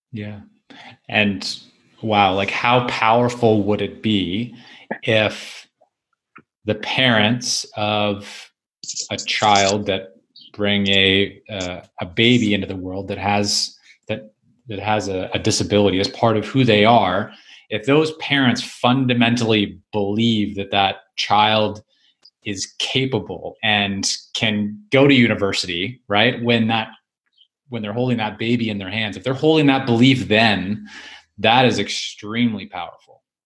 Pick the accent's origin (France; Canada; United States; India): Canada; being a Canadian